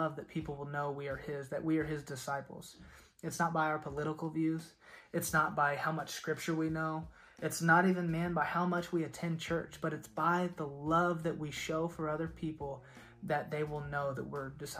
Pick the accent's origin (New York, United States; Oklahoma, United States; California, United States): Oklahoma, United States; I was from Oklahoma